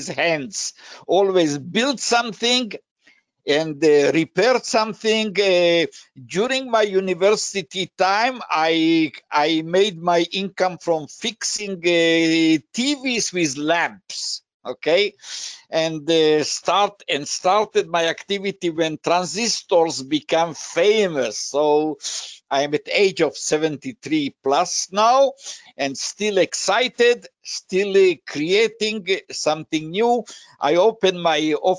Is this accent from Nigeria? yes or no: no; Israel; also born or lived in Slovakia / United States; in 1965, my family came to Israel, where I started my new life in the school, in the university